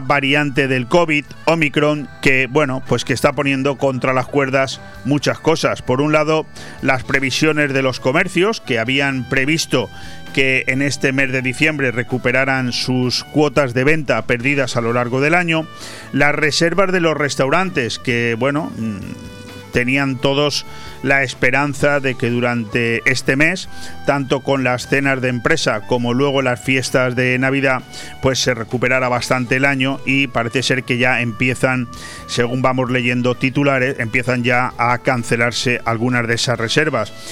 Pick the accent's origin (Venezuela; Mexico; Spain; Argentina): Spain; así somos los españoles